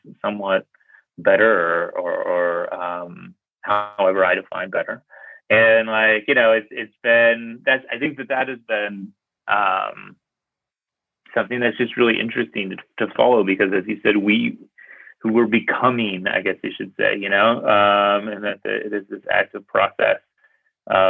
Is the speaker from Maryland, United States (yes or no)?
no; Pittsburgh, Pennsylvania, United States; I grew up in Pittsburgh, Pennsylvania. It's like a steel town kind of place.